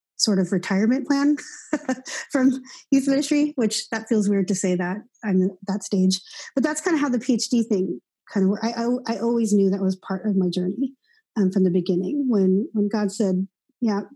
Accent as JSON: {"language": "English", "town": "Seattle", "region": "Washington", "country": "United States", "tie": "born or raised there", "moved": "yes", "lives_now": "Los Angeles, United States", "said": "I was born here in Los Angeles, where I am now, and moved to Seattle early on. And so most of my life has been grown up. I grew up in Seattle, Washington."}